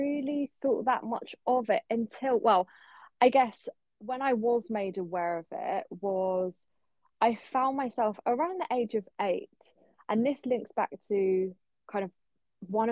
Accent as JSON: {"language": "English", "region": "London", "country": "United Kingdom", "tie": "born or raised there", "said": "I grew up in East London."}